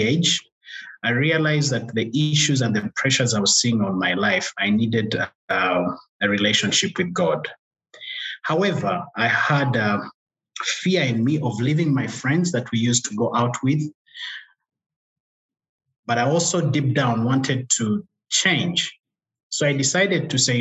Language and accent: English; Uganda; English is a second language; moved away as an adult; now in Rwanda; So I was born in Uganda. So I grew up there, speaking Luganda as a local language there